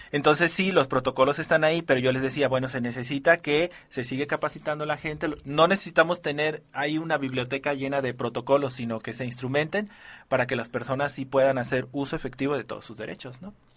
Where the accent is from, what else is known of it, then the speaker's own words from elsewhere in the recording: Mexico; valores que ya tenemos como, como, como mexicanos